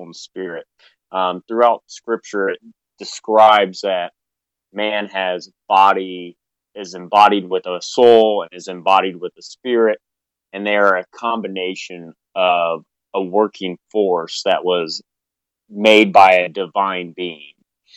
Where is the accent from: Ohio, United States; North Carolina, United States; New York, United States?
Ohio, United States; I lived here in Ohio my whole life